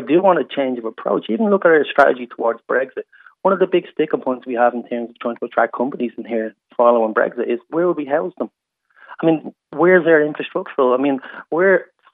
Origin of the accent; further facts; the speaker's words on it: Dublin, Leinster, Ireland; I grew up in the North Inner City in a council house